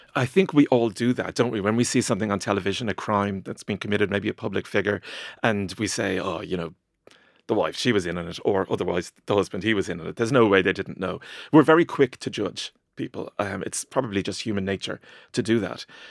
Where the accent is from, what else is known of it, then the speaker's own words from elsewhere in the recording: Ireland; growing up in Ireland in the 80s and 90s